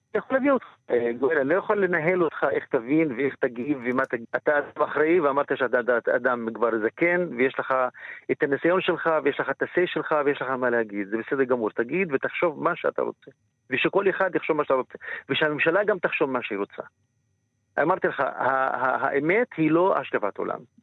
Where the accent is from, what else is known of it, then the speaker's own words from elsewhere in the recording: Israel; גם כפלסטיני וגם כערבי ישראלי